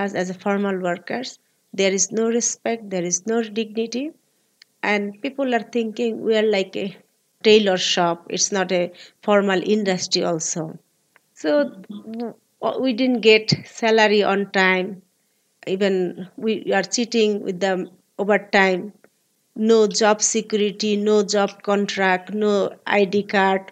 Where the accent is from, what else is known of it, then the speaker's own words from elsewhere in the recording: Dhaka, Dhaka Division, Bangladesh; I was born in Bangladesh, Dhaka City, 1973